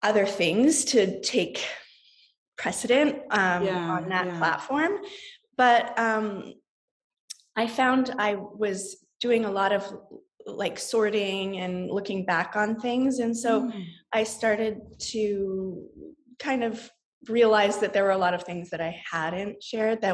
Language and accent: English; Saskatoon, Saskatchewan, Canada; also born or lived in Ann Arbor, Michigan; now in San Francisco, United States; I grew up for most of my life in Saskatoon, or my childhood in Saskatoon, Saskatchewan.